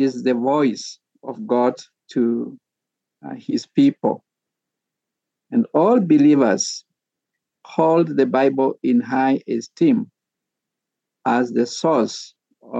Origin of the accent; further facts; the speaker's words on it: Kenya; first language Sabaot; English is a second language; This is my mother tongue now. In Kenya, we have more than 50 languages, the vernacular languages, and this is Sabaot language.